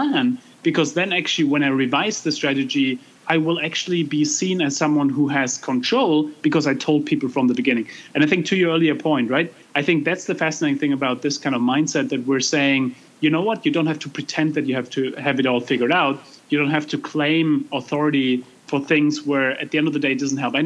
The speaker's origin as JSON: {"language": "English", "country": "Germany", "tie": "born or raised there", "said": "I grew up in Germany."}